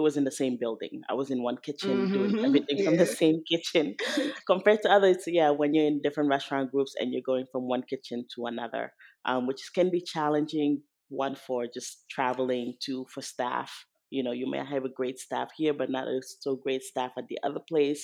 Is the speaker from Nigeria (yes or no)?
no; Senegal; moved away; growing up in Senegal, all the bakeries there are French bakeries